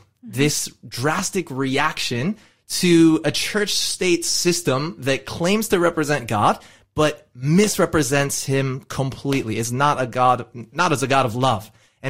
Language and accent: English; California, United States; accent: American; now in Australia; you all can hear my accent. You can tell that I am American. I happen to be from California, happily living in Australia.